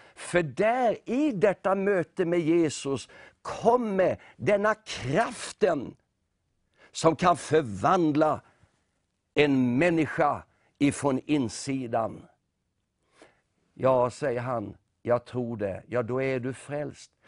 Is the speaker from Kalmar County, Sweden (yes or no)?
yes; Nybro, Kalmar County, Sweden; moved away as an adult; vi är uppvuxna i Nybro. Ja. Och eh, det var ju där som vi tillbringade Åtminstone livet fram till 18-årsåldern